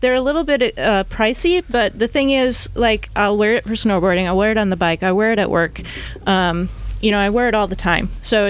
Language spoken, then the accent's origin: English; Midwest, United States; now in San Jose, United States; I'm from the Midwest.